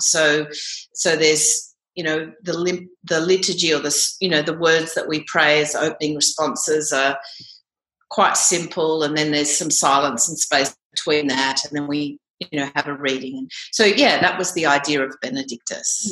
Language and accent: English; Canberra, Australian Capital Territory, Australia; I grew up in Canberra actually um, and still live here